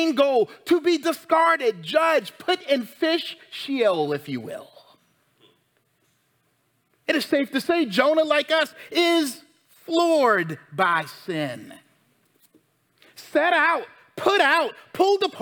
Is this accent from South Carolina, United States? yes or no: yes; South Carolina, United States; I'm from South Carolina.